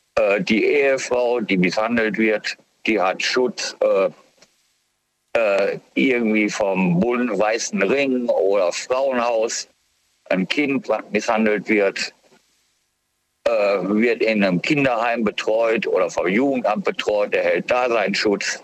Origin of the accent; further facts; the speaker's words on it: Germany; bei uns in Deutschland